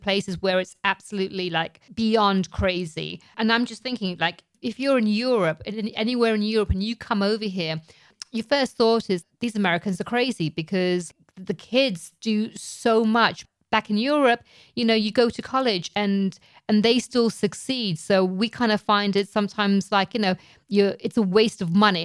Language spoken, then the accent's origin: English; England, United Kingdom; now in United States; growing up in England